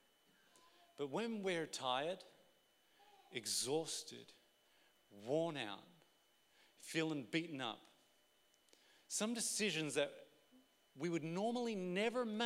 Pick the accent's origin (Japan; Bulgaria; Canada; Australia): Australia; we're Australian